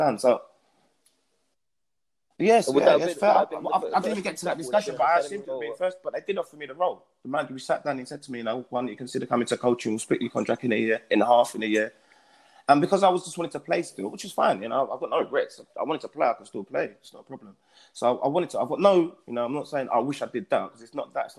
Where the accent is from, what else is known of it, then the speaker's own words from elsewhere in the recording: London, United Kingdom; I'm from East London.